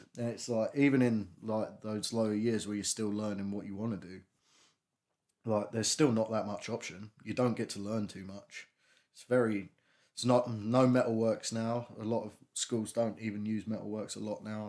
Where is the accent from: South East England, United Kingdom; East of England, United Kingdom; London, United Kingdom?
South East England, United Kingdom; Strood; I grew up in Strood. I still live in Strood.